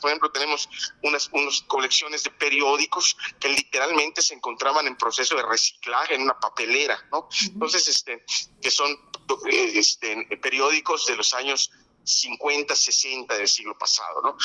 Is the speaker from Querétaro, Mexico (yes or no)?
no; Yucatán, Mexico; Nosotros los yucatecos